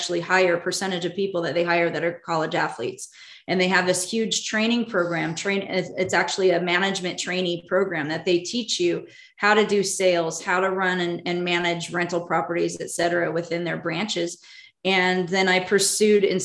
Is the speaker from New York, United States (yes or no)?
no; Southern California, United States; moved away as an adult; also born or lived in Oakland / Berkeley / Kalamazoo, Michigan / Denver, Colorado; I'm from Southern California